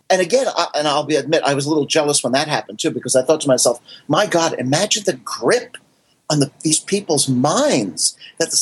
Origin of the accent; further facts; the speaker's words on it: Paramus, New Jersey, United States; Where I grew up in Paramus, New Jersey